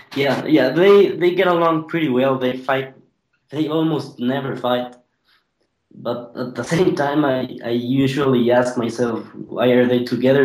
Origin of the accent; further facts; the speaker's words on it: Ecuador; I'm from Ecuador